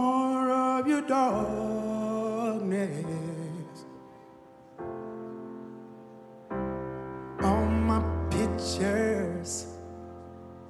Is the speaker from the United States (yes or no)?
yes; Louisiana, United States; I'm from Louisiana